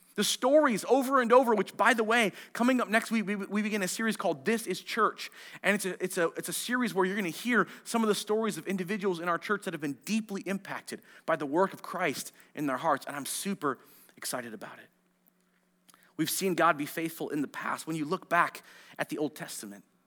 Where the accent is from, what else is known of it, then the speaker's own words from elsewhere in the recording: Marysville, United States; I grew up in Marysville